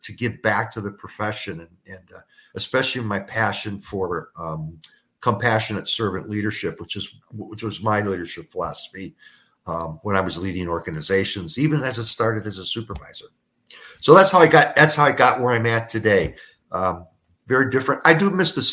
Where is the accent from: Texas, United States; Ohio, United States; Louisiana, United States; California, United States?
Ohio, United States; Cleveland; also born or lived in Toledo / Kansas City / Louisville / rural Missouri; now in Southwest Florida, United States; My hometown is Cleveland